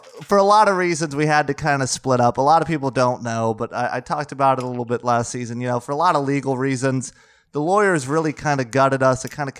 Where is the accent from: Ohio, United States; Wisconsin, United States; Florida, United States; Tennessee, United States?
Florida, United States; moved away as an adult; now in Atlanta, United States; I'm from Florida